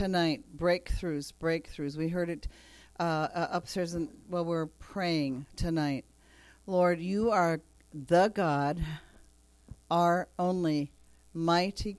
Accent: Japan; moved away; growing up in Japan

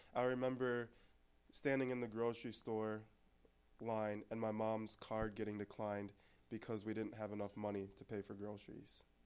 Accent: Anoka, Minnesota, United States; born or raised there; also born or lived in Texas

